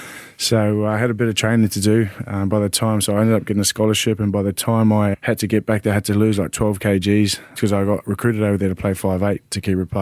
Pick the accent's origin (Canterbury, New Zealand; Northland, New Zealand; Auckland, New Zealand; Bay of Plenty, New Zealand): Auckland, New Zealand; also born or lived in Pukekohe; And then I moved to Auckland. I grew up a bit in Auckland too, where my dad's from. I moved up there.